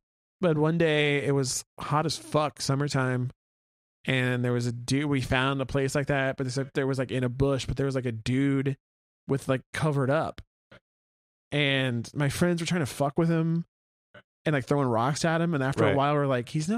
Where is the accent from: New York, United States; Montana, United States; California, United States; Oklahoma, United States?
Oklahoma, United States; Oklahoma City; I grew up on South Side of Oklahoma City, around like the Crossroads Mall area, and we used to fucking ride our bikes everywhere.